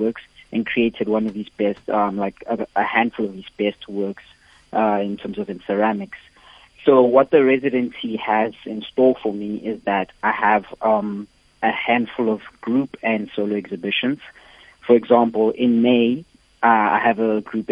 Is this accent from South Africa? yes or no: yes; Mokutu, Limpopo, South Africa; Growing up in Mokutu, in my village, Limpopo